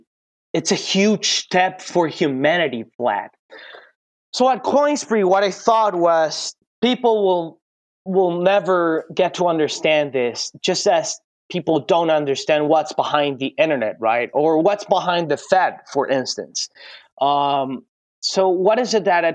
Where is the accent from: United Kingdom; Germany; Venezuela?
Venezuela; The whole deal about hyperinflation in our country